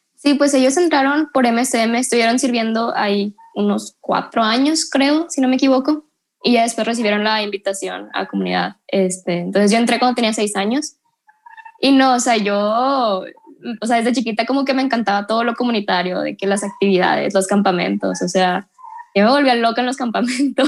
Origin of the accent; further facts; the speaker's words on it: Monterrey, Nuevo León, Mexico; Soy de Monterrey, 100% regia.